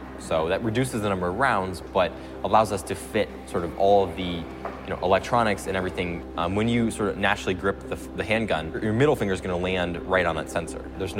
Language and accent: English; Boulder, Colorado, United States; I'm from Boulder, Colorado, which is about a half an hour away from Aurora.